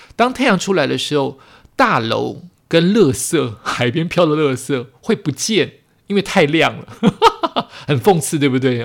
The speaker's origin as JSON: {"language": "Chinese", "region": "New Taipei", "country": "Taiwan", "tie": "born or raised there", "said": "或者是因为这是我的家乡，所以特别有感觉。我本来以为我走家乡这一段会。拍拍不到什么东西，因为都熟悉。"}